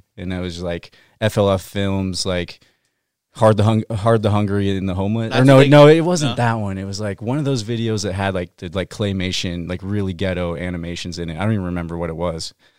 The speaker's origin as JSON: {"language": "English", "town": "Salem", "region": "Oregon", "country": "United States", "tie": "born or raised there", "said": "I'm from Salem, Oregon."}